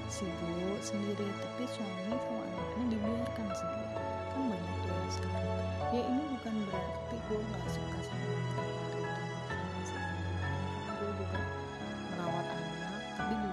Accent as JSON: {"language": "Indonesian", "town": "Semarang", "region": "Central Java", "country": "Indonesia", "said": "beliau juga sama kayak gue juga asalnya dari Semarang"}